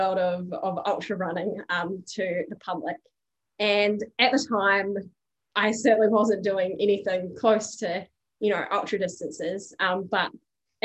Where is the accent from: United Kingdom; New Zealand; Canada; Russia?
New Zealand; accent: Kiwi; now in Australia; I'm Kiwi, as you can probably tell from my accent.